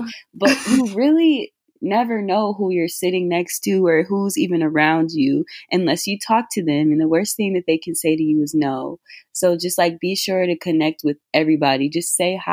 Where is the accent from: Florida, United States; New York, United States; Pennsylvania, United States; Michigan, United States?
Michigan, United States; Detroit; I'm from Detroit